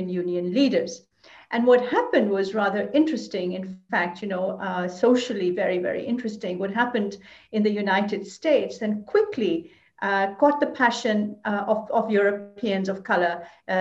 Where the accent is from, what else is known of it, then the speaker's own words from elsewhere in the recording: Lahore, Punjab, Pakistan; moved away as an adult; now in Brussels, Belgium; I was born in South Asia, in Lahore, and I've been here for almost 40 years. I came to Brussels